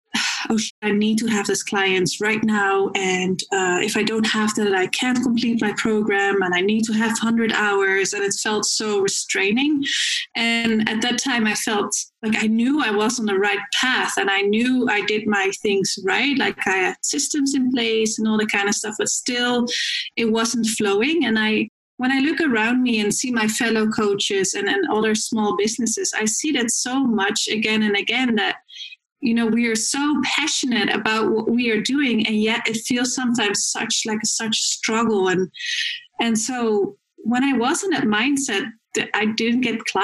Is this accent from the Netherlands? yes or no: yes; Netherlands; moved away as an adult; now in Vancouver, Canada; I am originally from the Netherlands. I came here 5 years ago with 2 suitcases in my hand